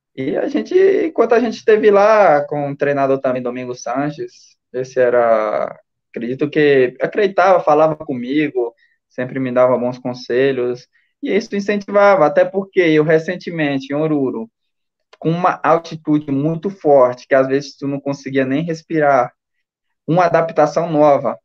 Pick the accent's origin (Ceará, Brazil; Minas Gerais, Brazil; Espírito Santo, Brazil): Ceará, Brazil; Fortaleza; also born or lived in Maracanaú; sou de Fortaleza, mas meus pais é lá de, de Tarema